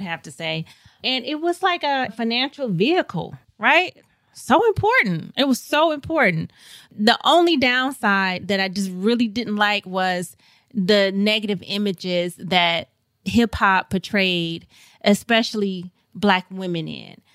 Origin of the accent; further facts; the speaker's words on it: St. Louis, Missouri, United States; moved away; I grew up in Saint Louis, Missouri, and I had a wonderful childhood